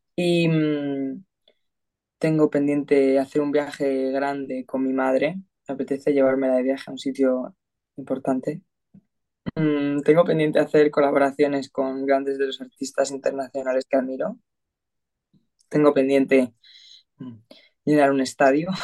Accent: Madrid, Community of Madrid, Spain; yo soy de Madrid

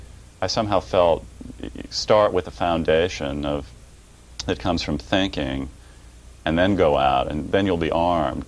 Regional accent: Quincy, Illinois, United States; I was born in the Midwest, a small city right on the banks of the Mississippi River, Quincy, Illinois

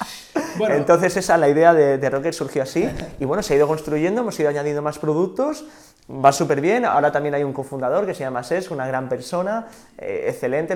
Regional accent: Sant Sadurní d'Anoia, Catalonia, Spain; yo soy de San Saorni

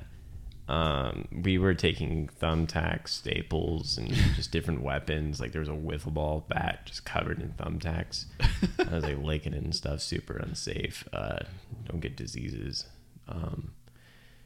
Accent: Idaho, United States; now in Las Vegas, United States; I'm from Idaho.

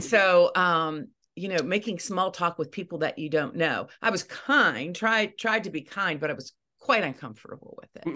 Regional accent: Eastern Ohio, United States; moved away as an adult; now in Wheeling, West Virginia, United States; I grew up in Eastern Ohio

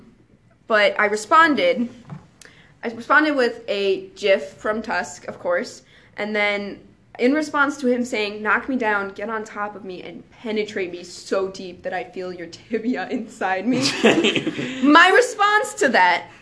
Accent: Cleveland, Ohio, United States; I'm from Cleveland

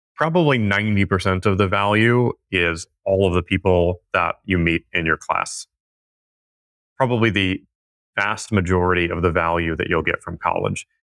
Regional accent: California, United States; the way that I was raised in California

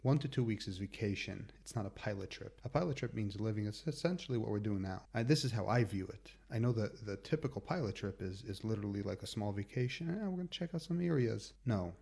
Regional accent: United States; moved away as an adult; also born or lived in New York / Washington; now in Israel; I'm, I'm from America

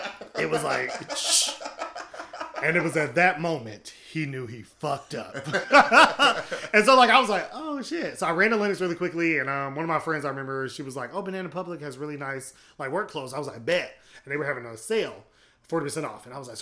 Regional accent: United States; When I think of Africa, unfortunately, because I'm an American

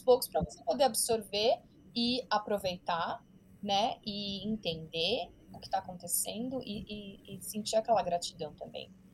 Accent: Brazil; now in United States; eu comecei a abandonar a identidade brasileira

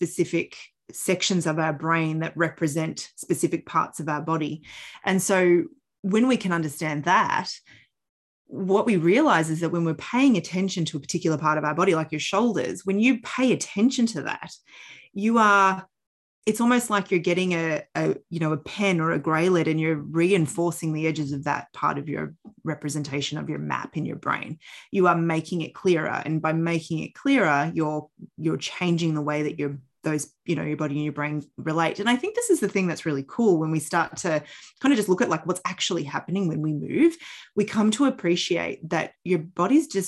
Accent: Australia; also born or lived in Canada; I was born in Canada. And when we moved to Australia, I was 6 years old

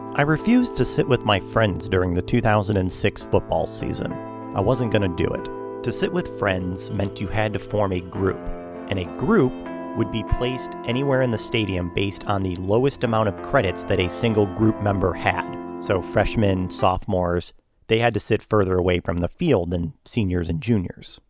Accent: Michigan, United States; moved away; growing up in Michigan

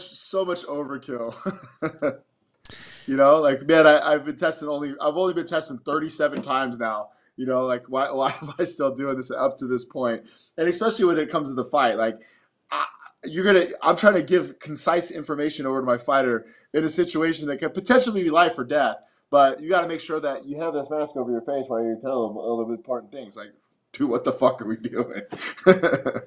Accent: Las Vegas, Nevada, United States; I was born and raised in Las Vegas

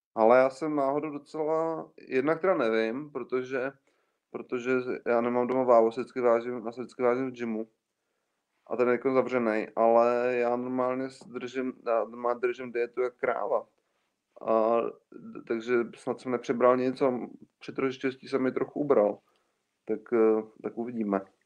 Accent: Czechia

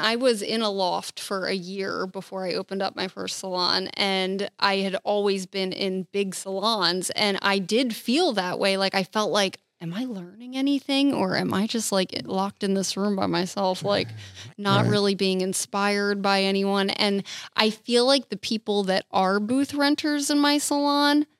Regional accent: New Jersey, United States; now in Florida, United States; I'm from New Jersey, where it's actually illegal

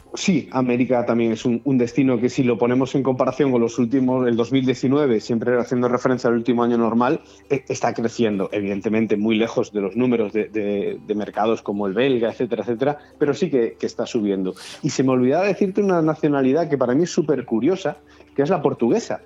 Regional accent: Galicia, Spain; moved away; Yo soy gallego y en, Galicia todavía se estila mucho la, la, aldea

